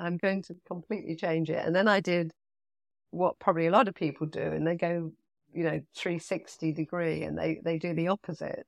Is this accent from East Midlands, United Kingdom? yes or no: yes; Nottingham, East Midlands, United Kingdom; moved away; also born or lived in London / Nassau, Bahamas; I loved growing up in Nottingham.